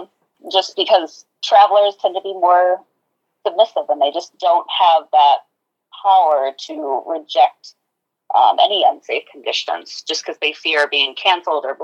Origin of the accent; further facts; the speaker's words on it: Sioux Falls, South Dakota, United States; now in Minnesota, United States; I'm actually from Sioux Falls.